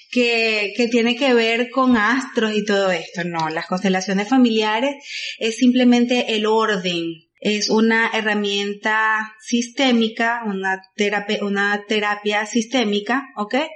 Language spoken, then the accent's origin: Spanish; Güigüe, Carabobo, Venezuela; Huigüe es un pueblo que está muy cerca de Valencia, como a 45 minutos, mi pueblo querido natal.